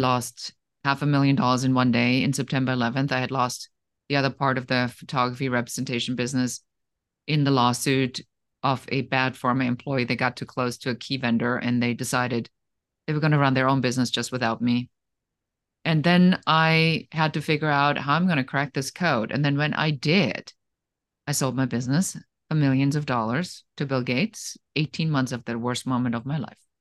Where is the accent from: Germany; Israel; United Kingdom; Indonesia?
Germany; moved away; I am originally from Germany